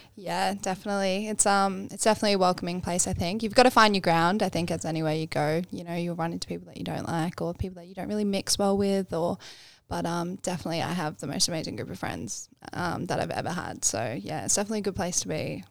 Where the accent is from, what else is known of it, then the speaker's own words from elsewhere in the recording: Bribie Island, Queensland, Australia; also born or lived in Canberra / Braidwood; now in Sunshine Coast, Australia; we moved to Bribey Island, which is where I grew up, um, when, when I was quite young